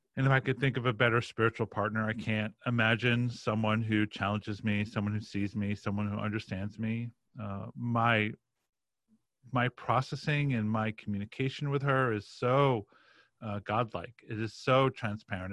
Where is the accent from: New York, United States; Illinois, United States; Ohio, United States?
New York, United States; Roslyn; I grew up in a, a town called Roslyn